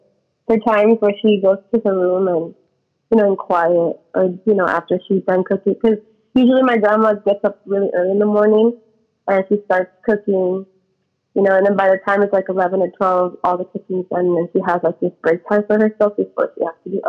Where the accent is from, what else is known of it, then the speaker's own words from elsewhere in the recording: Winters, California, United States; also born or lived in Davis, California; Yes, I lived in Winters my whole life.